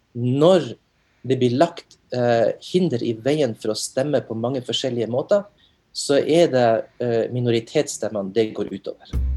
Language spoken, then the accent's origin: Norwegian; Narvik, Nordland, Norway; moved away as an adult; now in Oklahoma, United States; jeg er opprinnelig fra Narvik